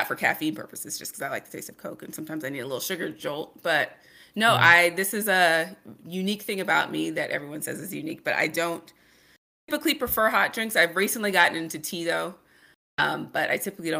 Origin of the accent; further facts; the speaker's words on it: Kansas City, Missouri, United States; also born or lived in Lafayette, Louisiana / Dallas, Texas; we moved to Kansas City, Missouri, when I was in second grade. And that's basically where I grew up, Kansas City, Missouri.